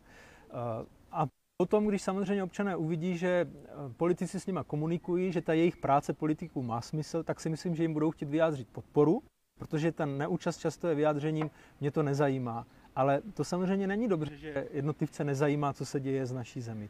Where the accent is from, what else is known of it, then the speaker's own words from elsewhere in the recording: Zábřeh, Olomouc Region, Czechia; u nás v Zábřeze